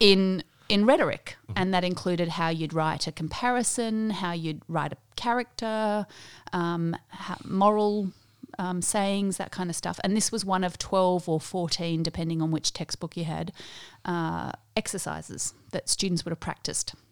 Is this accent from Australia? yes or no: yes; Australia; also born or lived in South Africa; I grew up in the Uniting Church here in Australia, Methodist before that in South Africa